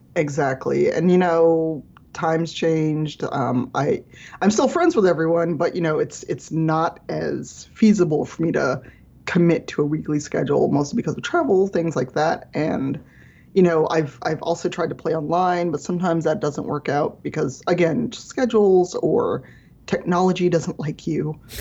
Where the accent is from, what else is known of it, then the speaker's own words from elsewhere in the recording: Chicago, Illinois, United States; I grew up in Chicago South Side as a as a black person